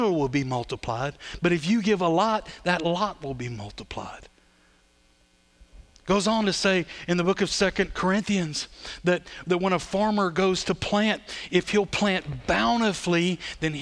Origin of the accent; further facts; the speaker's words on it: Sulphur, United States; also born or lived in Belize; I'm from Sulphur